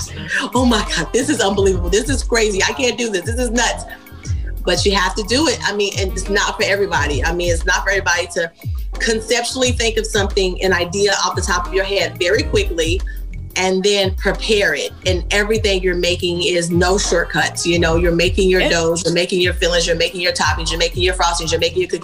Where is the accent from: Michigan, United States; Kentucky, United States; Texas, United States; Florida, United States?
Kentucky, United States; I'm from Kentucky